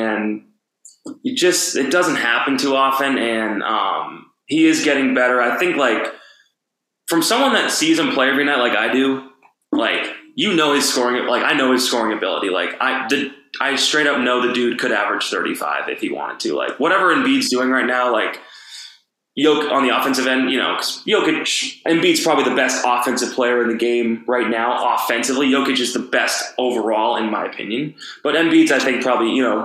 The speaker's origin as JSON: {"language": "English", "region": "East Coast", "country": "United States", "tie": "born or raised there", "moved": "yes", "lives_now": "Denver, United States", "said": "growing up on the East Coast"}